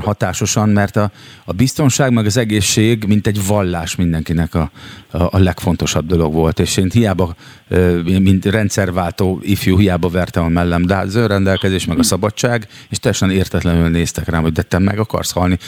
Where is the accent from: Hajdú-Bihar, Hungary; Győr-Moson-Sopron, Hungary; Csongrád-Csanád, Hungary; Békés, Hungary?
Csongrád-Csanád, Hungary; Szeged; now in Budapest, Hungary; mert szegedi vagyok, de most éppen ott lakom